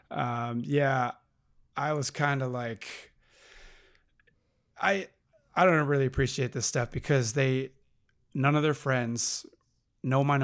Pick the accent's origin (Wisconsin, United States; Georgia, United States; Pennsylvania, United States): Wisconsin, United States; now in Los Angeles, United States